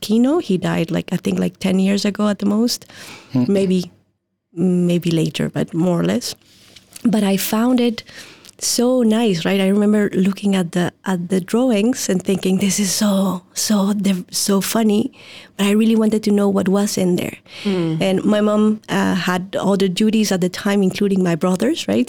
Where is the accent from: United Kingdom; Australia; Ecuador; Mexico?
Mexico; moved away; I was born and raised in Mexico